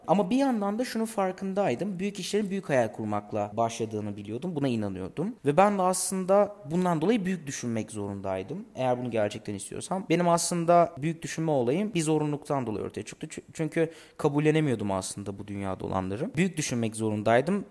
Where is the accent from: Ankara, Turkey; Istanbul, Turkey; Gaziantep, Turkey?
Gaziantep, Turkey; Bir şehirde dünyaya geldim. hala da burada yaşıyorum. Gaziantep'ten bahsediyorum.